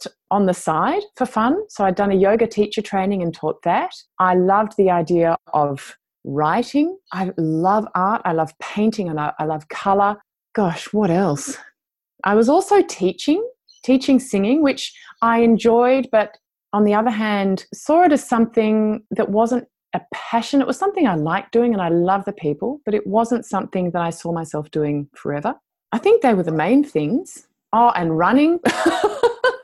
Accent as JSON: {"language": "English", "country": "Australia", "moved": "as an adult", "said": "a return to my home country"}